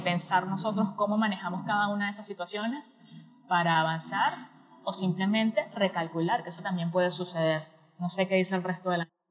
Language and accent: Spanish; Venezuela; now in Argentina; soy venezolana viviendo en Argentina